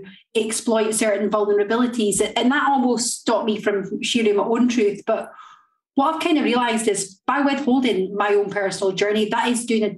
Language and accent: English; Linlithgow, Scotland, United Kingdom; moved away as an adult; also born or lived in Blackpool / Doncaster; But by I was brought up in Scotland. I was brought up in a place called Linlithgow